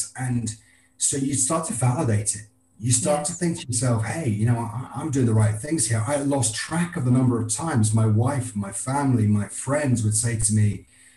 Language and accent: English; Scotland, United Kingdom; I'm a Scotsman